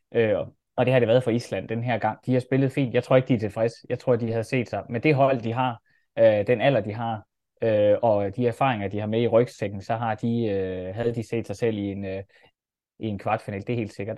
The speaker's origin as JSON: {"language": "Danish", "country": "Denmark", "said": "man bliver sådan lige lidt stolt som dansker"}